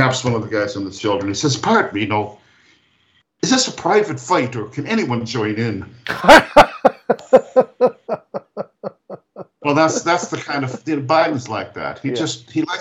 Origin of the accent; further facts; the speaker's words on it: Hawaii, United States; now in Ireland; When I was a boy growing up in Hawaii